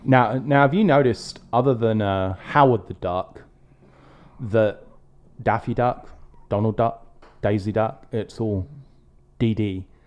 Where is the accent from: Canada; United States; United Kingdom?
United Kingdom; England; growing up in England